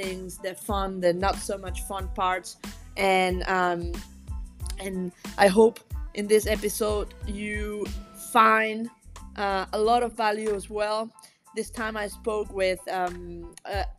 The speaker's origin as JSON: {"language": "English", "country": "Venezuela", "moved": "yes", "lives_now": "Hong Kong", "said": "I'm from Venezuela. I'm currently working in Hong Kong in a tennis academy."}